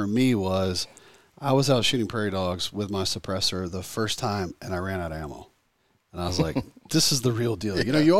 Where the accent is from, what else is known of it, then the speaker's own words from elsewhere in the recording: the South, United States; I grew up in the South here, and I used to always go fishing with my grandfather in Alabama.